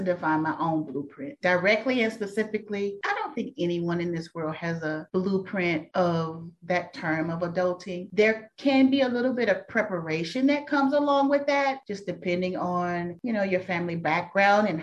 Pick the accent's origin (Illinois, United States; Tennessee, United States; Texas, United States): Texas, United States; Dallas; I'm a true Dallas native. I'm from Dallas. I still live in the Dallas-Fort Worth Metroplex.